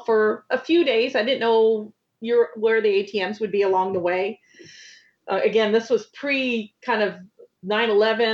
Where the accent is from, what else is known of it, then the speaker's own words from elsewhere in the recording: New York, United States; That's part of being a New Yorker